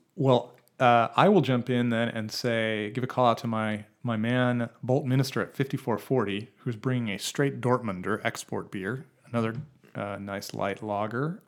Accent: Boise, Idaho, United States; now in Portland, United States; I grew up in Boise, Idaho

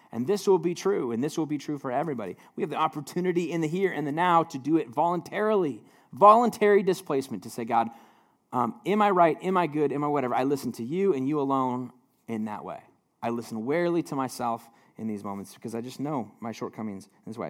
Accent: United States; as an American, living in a hyper individualized society

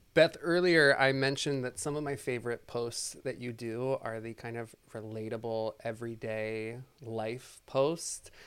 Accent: Annapolis, Maryland, United States; moved away as an adult; now in Nashville, United States; I'm originally from Annapolis, Maryland, but I moved here

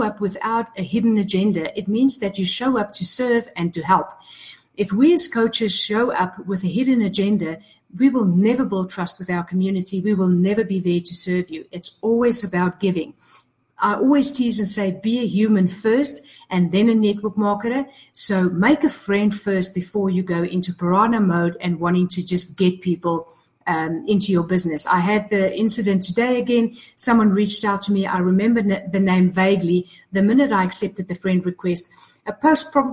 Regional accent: South Africa; I'm from South Africa

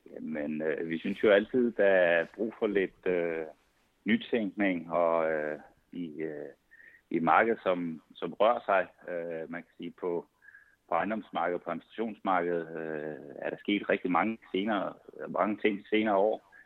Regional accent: Svendborg, Southern Denmark, Denmark; moved away as an adult; also born or lived in Odense; now in Copenhagen area, Denmark; jeg er oprindelig fra Svendborg

